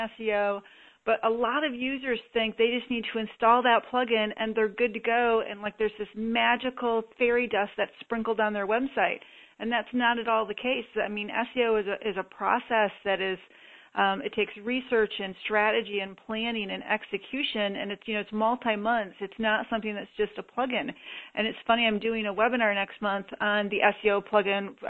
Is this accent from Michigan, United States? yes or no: yes; Michigan, United States; I grew up in Michigan